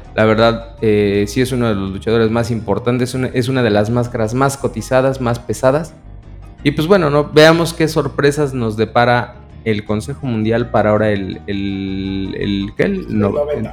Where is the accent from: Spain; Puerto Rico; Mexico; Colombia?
Mexico; somos mexicanos, nos enorgullece, pelearíamos por nuestra tierra y nuestra patria